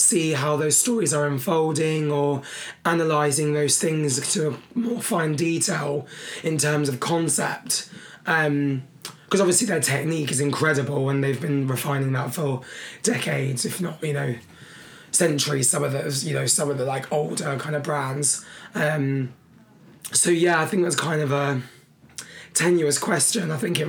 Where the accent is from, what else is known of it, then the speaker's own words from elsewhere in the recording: London, United Kingdom; And I am lucky that I'm from London in that respect.